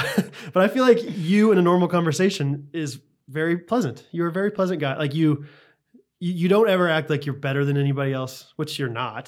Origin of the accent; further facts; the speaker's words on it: Missouri, United States; Well, yeah, I'm from Missouri.